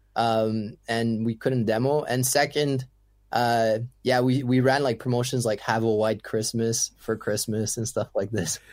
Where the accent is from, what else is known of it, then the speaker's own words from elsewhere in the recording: Canada; English is a second language; also born or lived in Ottawa; being French Canadian